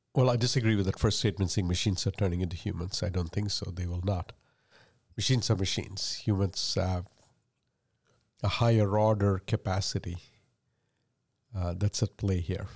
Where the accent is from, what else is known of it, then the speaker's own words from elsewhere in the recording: India; first language Malayalam; English is a second language; moved away; I speak English as a third language. I was born and raised in India. I learned Malayalam and Tamil before I learned English.